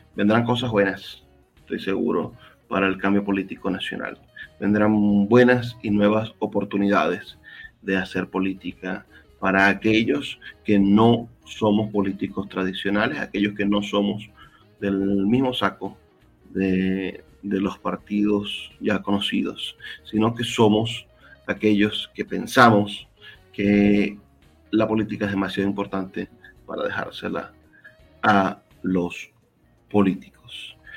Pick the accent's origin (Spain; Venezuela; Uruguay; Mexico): Venezuela; como venezolano